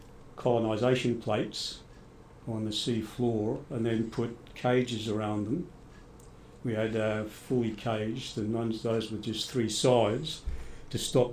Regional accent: Scotland, United Kingdom; now in Australia; And then when I came over to Australia from Scotland, I got into science, did a science degree at Sydney University.

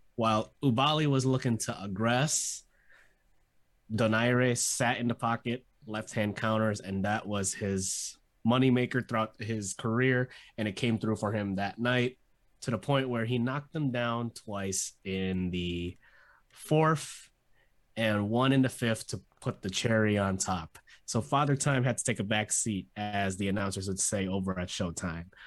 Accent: Philippines; I'm Filipino

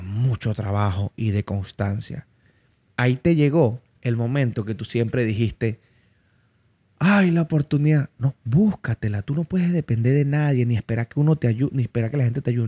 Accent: Barinas, Venezuela; moved away; yo vengo de Barinas, yo vengo de la región llanera.

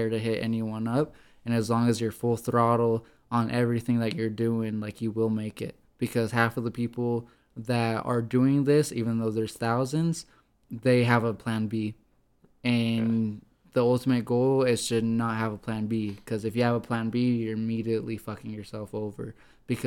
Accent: Idaho Falls, Idaho, United States; my hometown of Idaho Falls

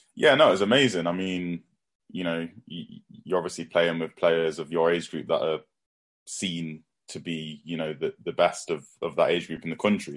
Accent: Nottingham, East Midlands, United Kingdom; I'm from Nottingham myself.

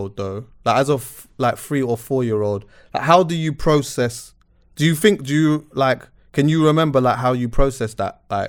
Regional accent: Jamaica; Yeah, I'm Jamaican.

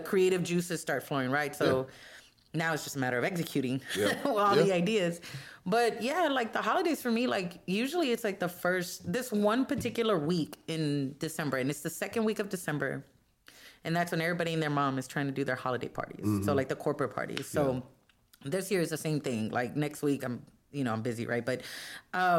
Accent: Mexico; accent: Mexican; English is a second language; now in Texas, United States; The Mexican accent came out

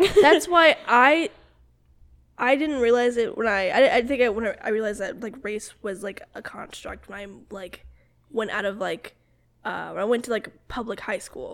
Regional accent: South Carolina, United States; I'm from South Carolina, like my family's from South Carolina

